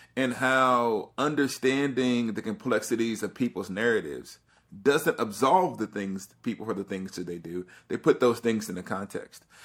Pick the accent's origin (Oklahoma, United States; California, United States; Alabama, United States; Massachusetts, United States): Alabama, United States; I'm from the South, I'm from Alabama